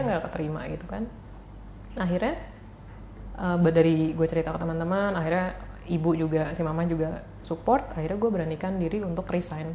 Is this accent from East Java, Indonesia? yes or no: no; Bandung, West Java, Indonesia; gua orang Bandung